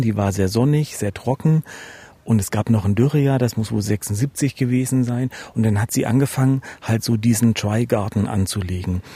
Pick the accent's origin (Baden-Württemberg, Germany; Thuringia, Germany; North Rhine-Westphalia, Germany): Thuringia, Germany; Erfurt; als Erfurter